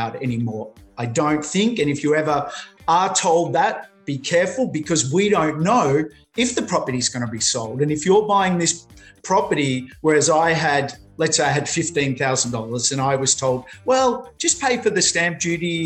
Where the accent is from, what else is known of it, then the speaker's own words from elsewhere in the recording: Melbourne, Victoria, Australia; also born or lived in Sydney; now in Queensland, Australia; I'm originally from Melbourne